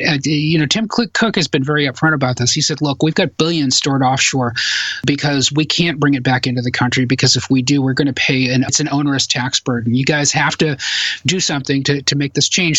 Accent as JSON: {"language": "English", "region": "Massachusetts", "country": "United States", "tie": "born or raised there"}